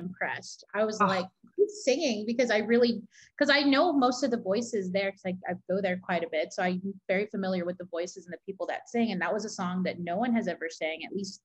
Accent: San Antonio, Texas, United States; I am from San Antonio

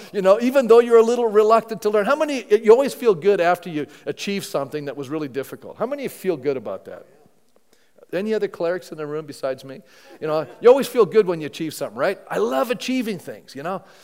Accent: Canada; I'm a Canadian

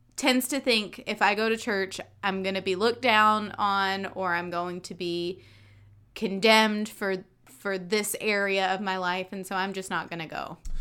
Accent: North Carolina, United States; I was raised in North Carolina

